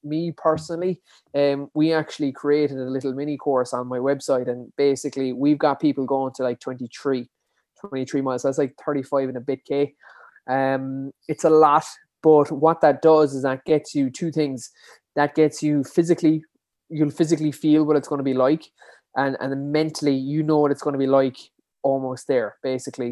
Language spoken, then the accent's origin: English; Dingle, Munster, Ireland; I'm from, born and bred in Dingle, uh, County Kerry